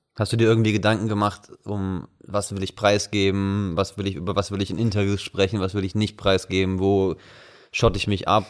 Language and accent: German; Wuppertal, North Rhine-Westphalia, Germany; moved away as an adult; ich bin …, also ich komme aus Wuppertal eigentlich und bin zu dem Zeitpunkt zum Studium äh, hier rüber gekommen